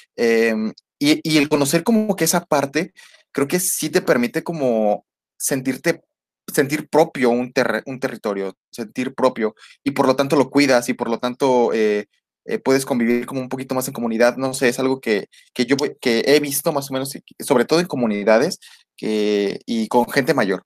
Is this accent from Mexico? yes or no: yes; Mexico; salgo de México y digo, híjoles, cómo me gustaría, no sé, estar comiendo ahorita con mi familia